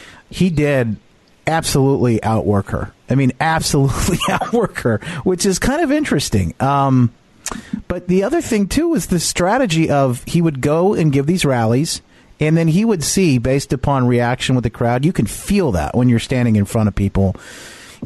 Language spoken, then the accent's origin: English; Michigan, United States; my hometown where I'm at right now